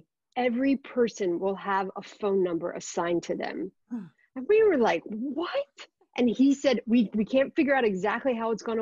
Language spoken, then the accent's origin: English; Philadelphia, Pennsylvania, United States; I grew up in Philly